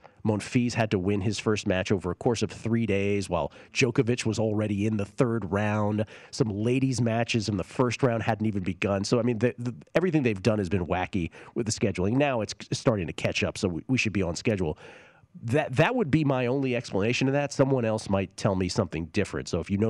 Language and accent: English; East Coast, United States; moved away; one of the things I missed from growing up on the East Coast is legit brick here in the Pacific Time Zone.